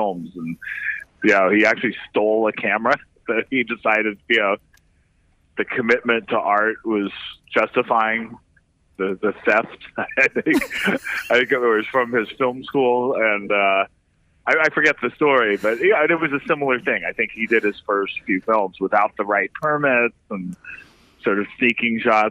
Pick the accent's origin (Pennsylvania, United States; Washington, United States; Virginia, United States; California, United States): California, United States; San Francisco Bay Area; moved away as an adult; now in New York, United States; I grew up in the San Francisco Bay Area